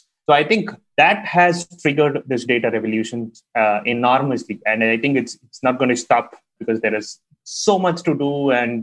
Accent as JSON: {"language": "English", "country": "India", "tie": "born or raised there", "said": "growing up in India"}